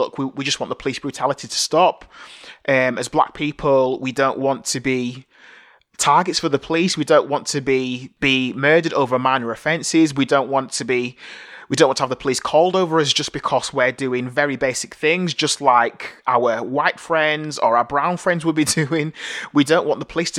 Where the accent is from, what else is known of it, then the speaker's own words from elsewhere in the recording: Bradford, Yorkshire and the Humber, United Kingdom; I was born here in Bradford, St. Luke's Hospital, in 1981